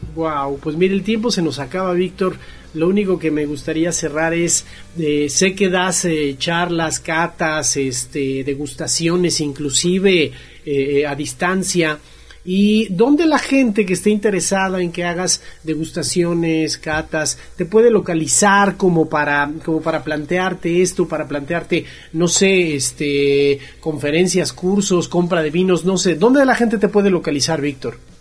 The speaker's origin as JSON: {"language": "Spanish", "country": "Mexico", "said": "como mexicano"}